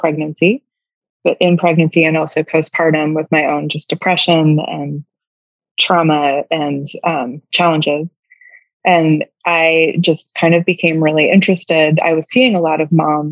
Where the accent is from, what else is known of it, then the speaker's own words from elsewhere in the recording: New York, United States; moved away as an adult; now in Savannah, United States; I'm from New York and like started work, you know, doing this work in New York